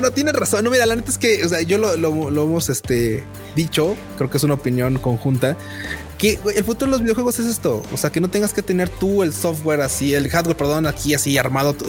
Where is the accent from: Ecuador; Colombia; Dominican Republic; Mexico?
Mexico